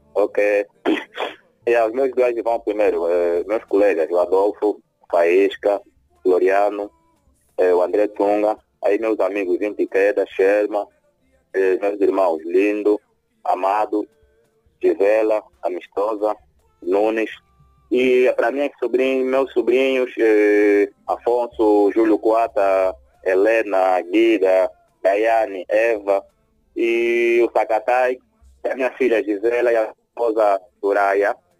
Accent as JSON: {"language": "Portuguese", "town": "Viana", "region": "Luanda Province", "country": "Angola", "said": "minha banda é, é Viana"}